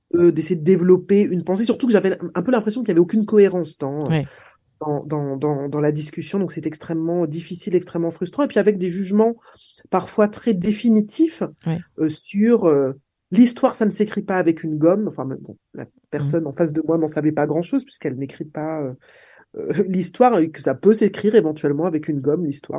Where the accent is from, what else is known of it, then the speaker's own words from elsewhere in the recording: Martinique; J'ai grandi en Martinique